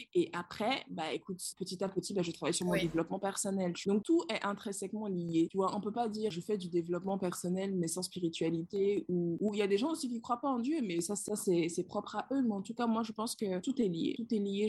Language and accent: French; Benin; moved away as an adult; also born or lived in London; C'est notre pays, le Bénin, c'est mon pays, le Bénin.